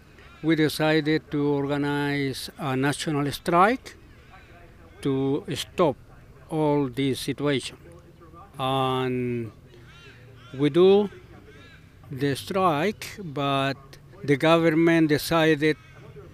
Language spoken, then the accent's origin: English; Rancagua, O'Higgins, Chile; English is a second language; moved away as an adult; now in Australia; I come from Chile, in a city called Rancagua. It's around 100 kilometers south Santiago in Chile